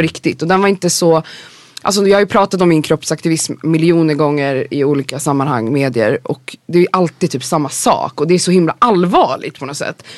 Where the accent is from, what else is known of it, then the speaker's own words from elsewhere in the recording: Stockholm, Stockholm County, Sweden; jag är uppväxt där